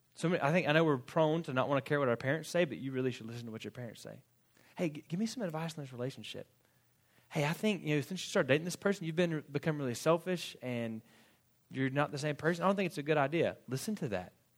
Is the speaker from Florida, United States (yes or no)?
yes; Florida, United States; moved away as an adult; also born or lived in Fort Worth, Texas; I grew up in Florida, went to college in Florida